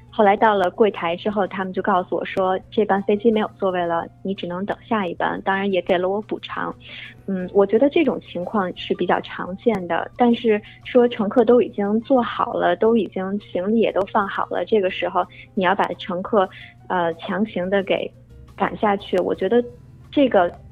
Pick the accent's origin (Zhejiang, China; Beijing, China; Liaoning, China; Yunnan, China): Beijing, China; moved away as an adult; now in United States; 我呢是在北京土生土长长大的，后来在美国读的本科，毕业以后来美国航空工作。呃，不是美联航啊，是他们最大的竞争对手，美国航空。呃，我在航空公司工作有将近三年了